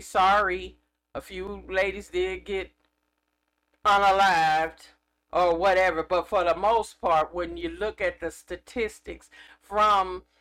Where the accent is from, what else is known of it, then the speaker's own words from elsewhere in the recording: California, United States; I'm from California